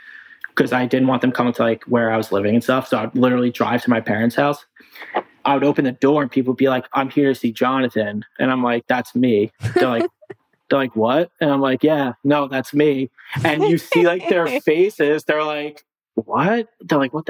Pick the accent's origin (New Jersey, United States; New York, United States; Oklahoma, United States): New York, United States; Long Island; I'm from Long Island.